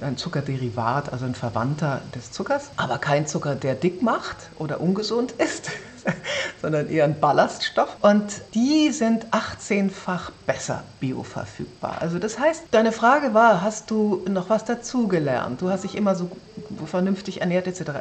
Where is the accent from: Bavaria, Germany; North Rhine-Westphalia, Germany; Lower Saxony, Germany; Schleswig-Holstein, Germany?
Lower Saxony, Germany; Braunschweig; also born or lived in Wolfsburg; Ich bin in Braunschweig aufgewachsen